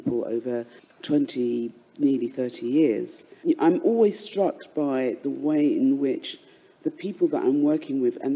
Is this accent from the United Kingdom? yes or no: yes; London, United Kingdom; I was born in London and I'm an artist